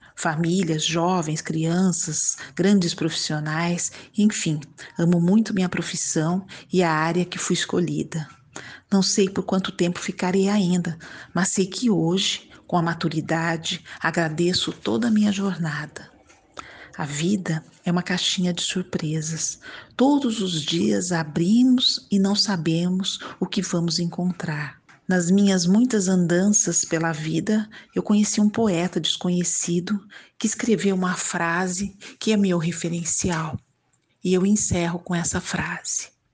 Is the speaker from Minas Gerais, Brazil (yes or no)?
no; Bauru and Campinas, São Paulo, Brazil; born or raised there; also born or lived in Ribeirão Preto; now in Santos, Brazil